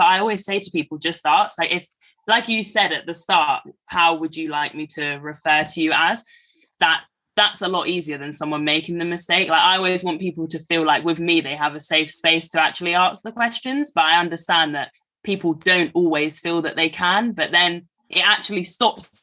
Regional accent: London, United Kingdom; moved away; I was from London

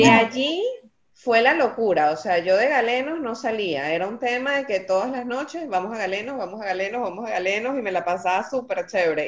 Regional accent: Maracay, Aragua, Venezuela; moved away; also born or lived in Caracas; Y yo nací en Caracas, pero me crié en Maracay

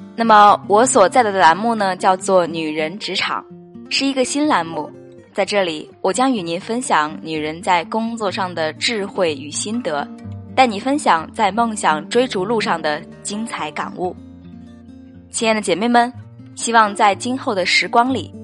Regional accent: Xiamen, Fujian, China; 我来自美丽的厦门

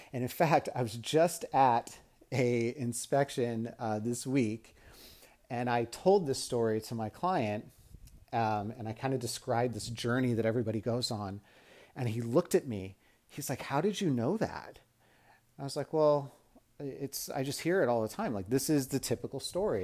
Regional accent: Las Vegas, Nevada, United States; also born or lived in Mississippi; I was from Las Vegas

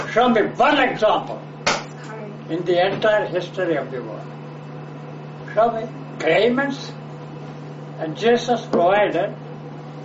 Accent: India; I was born in India

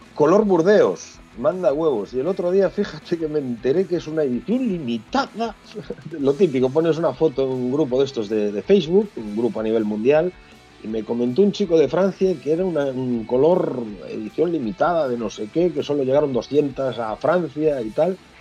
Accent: Galicia, Spain; que va a venir a Galicia, y vamos a salir desde mi pueblo

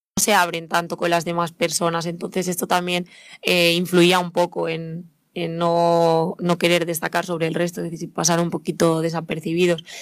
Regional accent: Spain; yo misma soy española

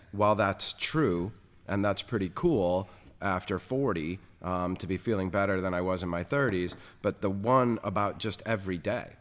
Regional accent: South Florida, United States; moved away; growing up in South Florida

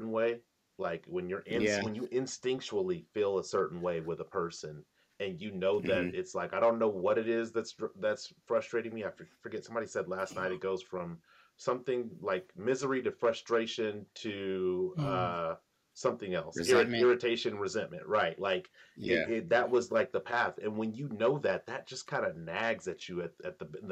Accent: Sacramento, California, United States; also born or lived in Antelope, California; I grew up literally in the Heights. I think I was born in like Antelope for 2 months, and then I moved to the Heights.

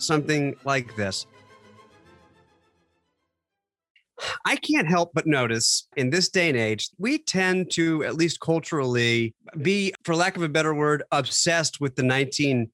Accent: New York, United States; moved away; as a New Yorker

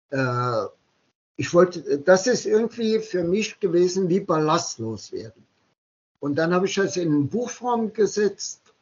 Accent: Saarland, Germany; born there; Äh, genau so, ja. Genau fünf Kilometer von meinem äh, Geburtsort entfernt.

